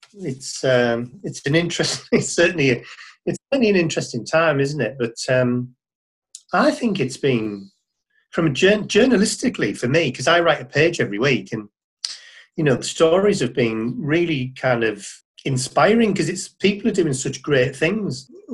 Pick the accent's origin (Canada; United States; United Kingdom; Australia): United Kingdom; Middlesbrough, North East England; I'm from the Northeast originally. I grew up in Middlesbrough